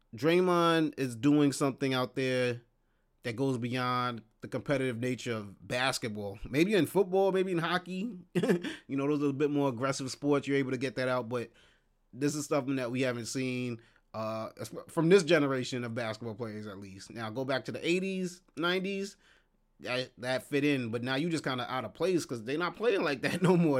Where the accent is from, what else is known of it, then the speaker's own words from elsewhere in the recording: New York City, New York, United States; as a New Yorker